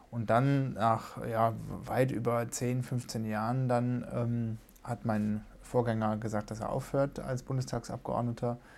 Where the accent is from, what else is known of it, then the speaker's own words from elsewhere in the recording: Baden-Baden, Baden-Württemberg, Germany; ich komme ja ursprünglich aus Baden-Baden, bin da auch zur Schule gegangen